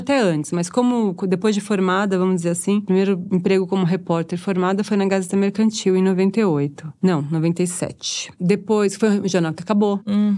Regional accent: São Paulo, Brazil; quando eu morava na periferia, né, eh, eu sou da Casa Verde Alta, e quando eu morava lá

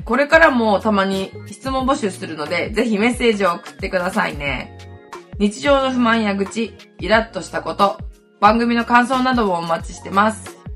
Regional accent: Hokkaido, Japan; accent: Hokkaido dialect; どさんこ、北海道弁丸出しで

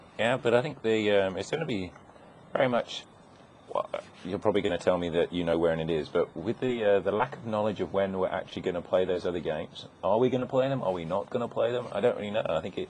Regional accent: United Kingdom; now in Australia; Plus, I'm British.

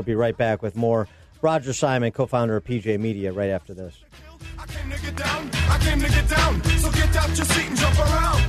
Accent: Chicago, Illinois, United States; my hometown of Chicago in Cook County

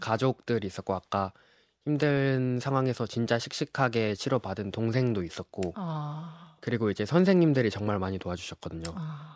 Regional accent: Jeju, South Korea; moved away as an adult; now in Seoul, South Korea; 저는 서울대학교 역사학부에 재학 중인 어, 제주에서 온

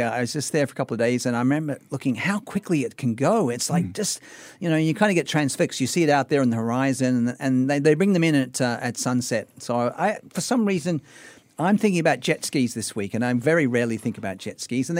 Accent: Sydney, New South Wales, Australia; moved away; being an Aussie and growing up in Sydney, I miss being in the surf

